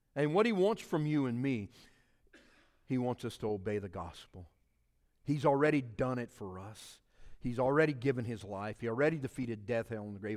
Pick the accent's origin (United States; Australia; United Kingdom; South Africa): United States; South Louisiana; I'm from a Cajun culture. We speak French down there and in South Louisiana.